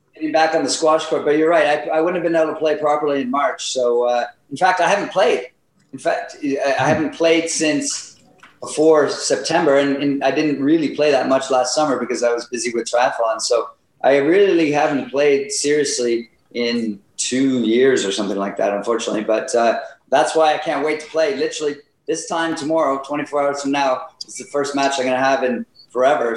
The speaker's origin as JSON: {"language": "English", "town": "Ottawa", "region": "Ontario", "country": "Canada", "tie": "born or raised there", "moved": "yes", "lives_now": "Whistler, Canada", "said": "I grew up in Ottawa, so that's where I started playing"}